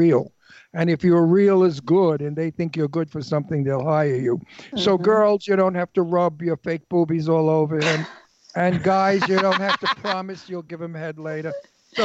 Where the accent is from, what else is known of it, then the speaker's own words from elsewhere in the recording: New York City, New York, United States; accent: Brooklyn; moved away; I'm from Brooklyn.